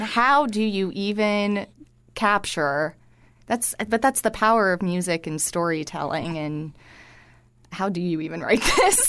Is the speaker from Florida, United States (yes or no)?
yes; Cooper City, Florida, United States; moved away; I grew up in Fort Lauderdale in what I often joke is the last of suburbia out there, um, in Cooper City, Florida